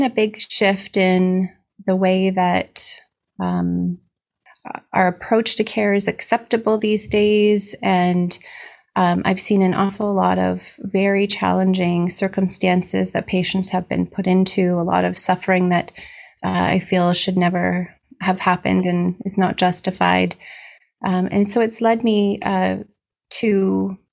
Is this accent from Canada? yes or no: yes; Barrie, Ontario, Canada; I practice out of Barrie, Ontario, which is my hometown